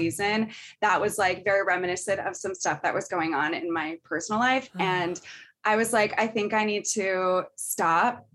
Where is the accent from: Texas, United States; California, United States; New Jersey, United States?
California, United States; Northern; now in Brooklyn, New York, United States; I grew up sort of in the woods in Northern California